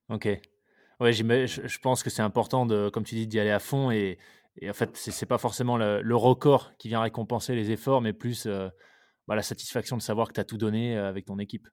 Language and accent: French; near Bandol, Provence-Alpes-Côte d'Azur, France; j'ai grandi vers, vers Bandol